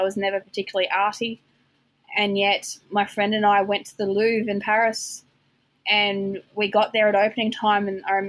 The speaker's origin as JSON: {"language": "English", "town": "Julia Creek", "region": "Queensland", "country": "Australia", "tie": "born or raised there", "said": "I'm from very flat country."}